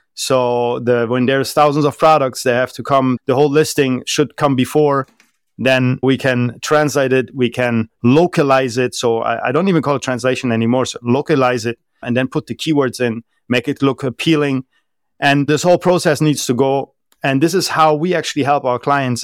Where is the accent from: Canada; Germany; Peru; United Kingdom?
Germany; first language German; English is a second language; moved away as an adult; also born or lived in France / southern Spain / Malaysia / United Arab Emirates; I was born and raised in Germany, lived there until I was twenty, twenty-one years old